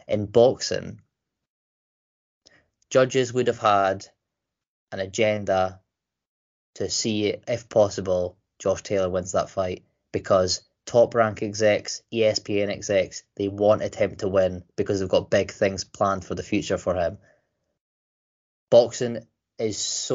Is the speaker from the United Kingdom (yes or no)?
yes; Scotland, United Kingdom; I'm Scottish